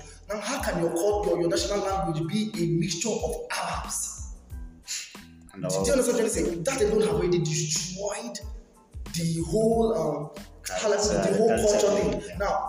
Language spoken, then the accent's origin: English; Nigeria; moved away as an adult; now in Kenya; as a Nigerian